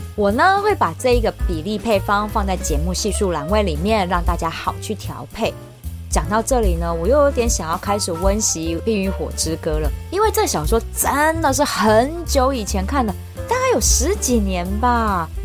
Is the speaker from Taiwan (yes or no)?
yes; Taiwan; 我们台湾人